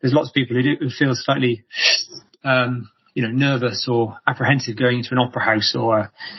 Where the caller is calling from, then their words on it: Bristol, South West England, United Kingdom; I'm in Bristol at the moment, in England, yeah.